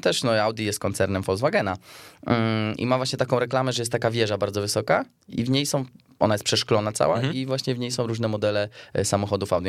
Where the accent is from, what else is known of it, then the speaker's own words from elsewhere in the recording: Poland; z Polski